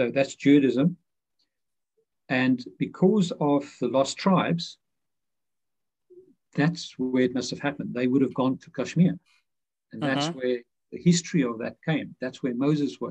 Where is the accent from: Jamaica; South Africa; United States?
South Africa; Pretoria, Gauteng; moved away; I grew up in Dutch Reformed Church in Pretoria, South Africa, the heart of apartheid